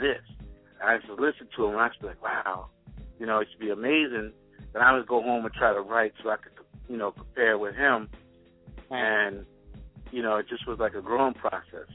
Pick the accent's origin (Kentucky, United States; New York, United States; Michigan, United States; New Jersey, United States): New York, United States; New York City; moved away; also born or lived in Hempstead, Long Island, New York; I'm from Queens. My mother moved out to Long Island to Hempstead. So I used to go to high school from Hempstead